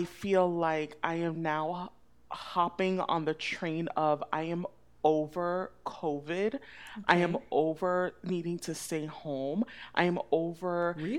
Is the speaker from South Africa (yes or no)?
no; Jamaica; now in Florida, United States; Even though we're both Jamaican, but you know, we live here